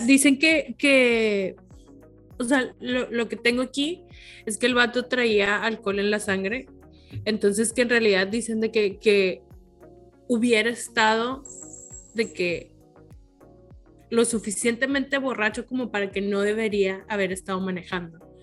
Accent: Mexico; somos de México

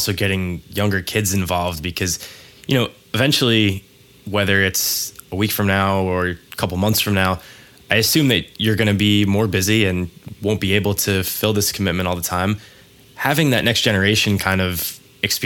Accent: Westchester County, New York, United States; we're both from Westchester County in New York

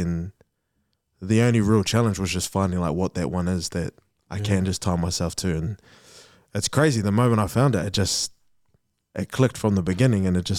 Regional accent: Wainui, New Zealand; But we grew up in Wainui, like quite far from them.

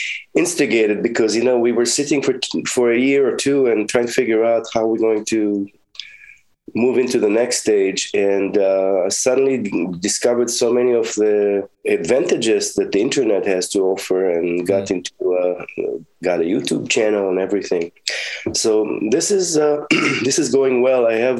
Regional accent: Israel; now in United States; In Israel, the music programs at school were not as developed as they are here.

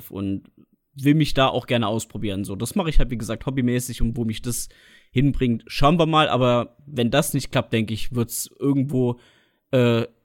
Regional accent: Trier, Rhineland-Palatinate, Germany; also born or lived in Harz; ich bin ja geboren im Harz. Ich meine, ich selbst fühle mich schon als Trierer. Ich bin mit einem halben Jahr, ja, bin ich hier

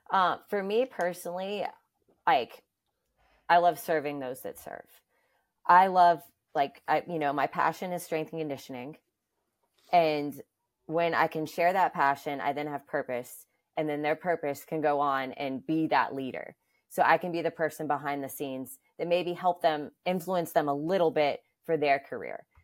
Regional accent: Alabama, United States; now in New York, United States; first of all, I'm from the South, so just location wise alone, being in New York, I never thought like I would be here this long.

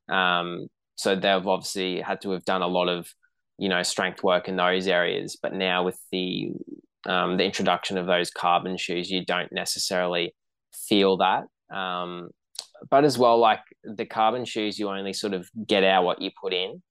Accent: Brisbane, Queensland, Australia; growing up in Brisbane, and then I had grandparents living down the coast

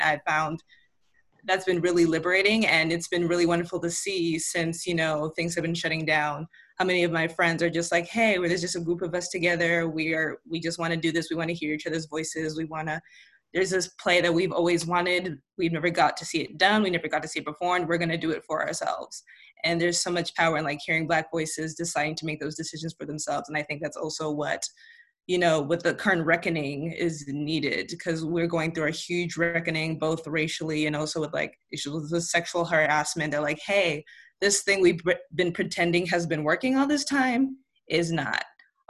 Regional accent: Albany, New York, United States; born there; also born or lived in Ghana; I was born in Albany, New York, moved around a lot, but I got to spend a chunk of like my teen years in Ghana, which was where I started writing and doing theater.

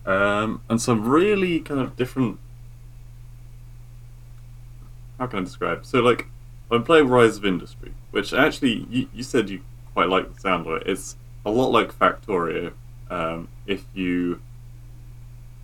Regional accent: England, United Kingdom; I'm English

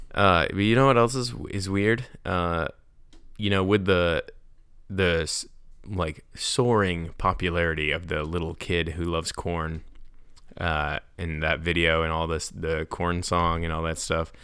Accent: New York, United States; now in North Carolina, United States; I'm from New York

